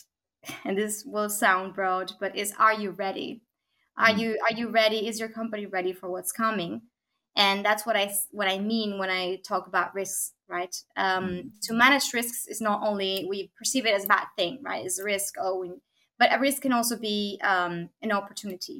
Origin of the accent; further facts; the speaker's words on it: Argentina; now in Copenhagen, Denmark; I'm here located in beautiful Copenhagen, Denmark, but I'm originally from Argentina